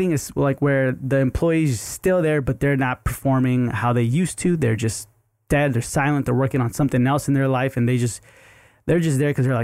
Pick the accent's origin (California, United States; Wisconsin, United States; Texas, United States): Texas, United States; Houston; Houston is my hometown